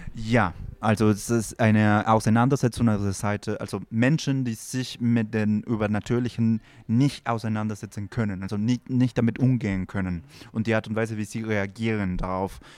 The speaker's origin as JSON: {"language": "German", "country": "Peru", "second_language": "German", "moved": "yes", "said": "ich komme aus Peru"}